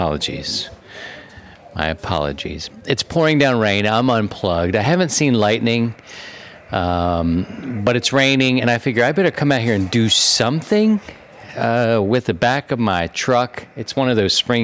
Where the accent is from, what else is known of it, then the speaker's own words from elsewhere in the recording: Baltimore, Maryland, United States; also born or lived in Philadelphia; I'm from Baltimore, from a city